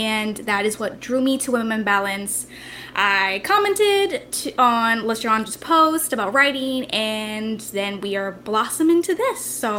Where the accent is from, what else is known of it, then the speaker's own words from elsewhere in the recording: Florida, United States; moved away as an adult; now in Dallas, United States; I'm actually originally from Florida, and I'm a new Dallas, Texas resident.